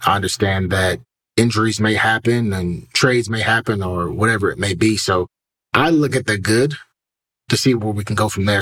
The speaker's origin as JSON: {"language": "English", "town": "Cleveland", "region": "Ohio", "country": "United States", "tie": "born or raised there", "said": "Growing up in Cleveland"}